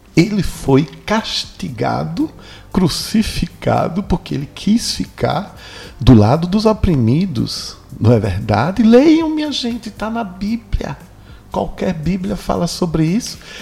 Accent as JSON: {"language": "Portuguese", "region": "Northeast Region", "country": "Brazil", "said": "Vocês não sabem o orgulho que eu tive de ser nordestino."}